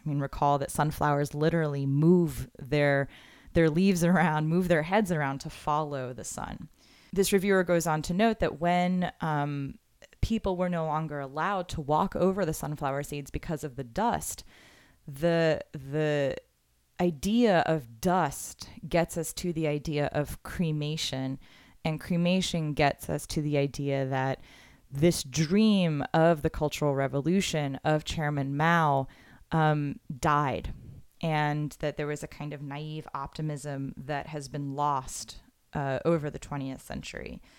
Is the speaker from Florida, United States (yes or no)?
yes; Florida, United States; I'm from Florida